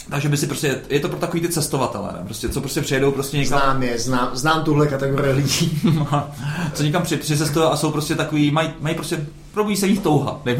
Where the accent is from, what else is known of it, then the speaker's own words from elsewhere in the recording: South Bohemian Region, Czechia; Já jsem z Jižních Čech.